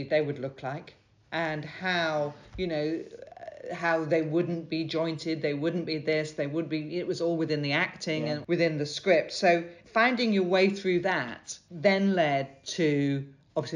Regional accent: United Kingdom; being British

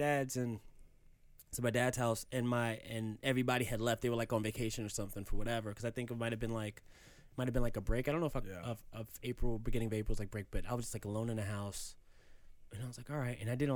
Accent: New York City, New York, United States; also born or lived in Queens, New York; growing up in Harlem

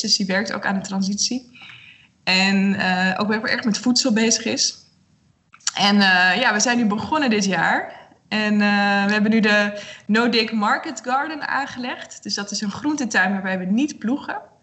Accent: Netherlands; ik kom uit Nederland

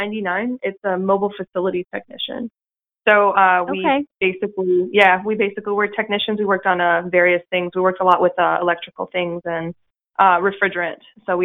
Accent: Minnesota and Wisconsin, United States; moved away as an adult; now in North Carolina, United States; So I grew up in Minnesota and Wisconsin. That was my hometown kind of area. I graduated high school in Wisconsin

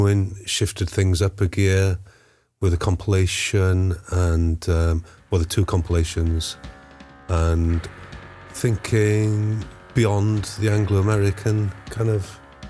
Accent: Bethesda, Wales, United Kingdom; Growing up in Bethesda, there was a guitar band Boom there

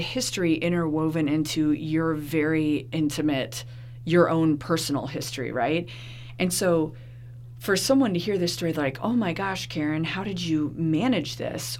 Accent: Gainesville, Florida, United States; growing up in Gainesville

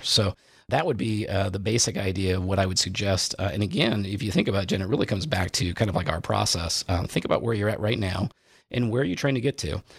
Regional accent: Indiana, United States; I grew up in Indiana

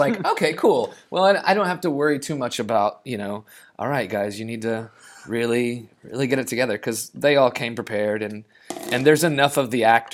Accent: Oklahoma City, Oklahoma, United States; moved away as an adult; also born or lived in New York / Los Angeles; I was born and raised in Oklahoma City, and have lived in New York and in Los Angeles

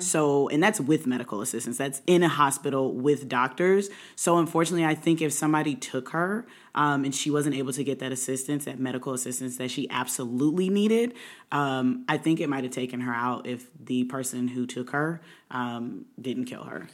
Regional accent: Indianapolis, Indiana, United States; now in Maryland, United States; I'm originally from Maryland, grew up in Indianapolis, moved back about six years ago

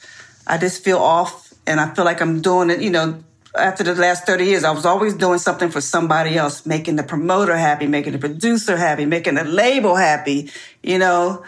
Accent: New Jersey, United States; I grew up in South Jersey

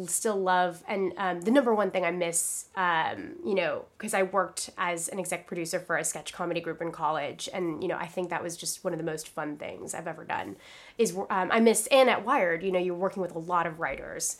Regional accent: Philippines; moved away; I'm from the Philippines, like, I was born there.

